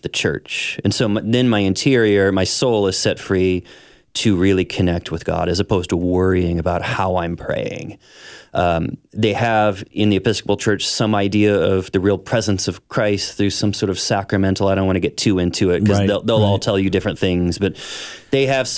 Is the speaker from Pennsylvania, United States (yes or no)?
no; St. Charles, Missouri, United States; I grew up in St. Charles, Missouri here. Which is just west of Saint Louis